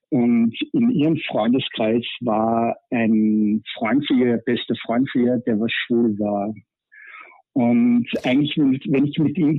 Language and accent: German; Vienna, Austria; Ja. Ich komme aus Wien und bin 44 Jahre alt